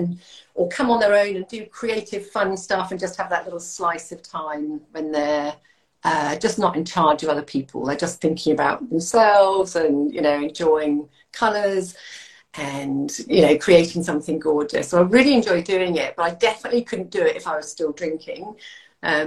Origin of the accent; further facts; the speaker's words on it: United Kingdom; moved away as an adult; now in Hervey Bay, Australia; I'm a Brit.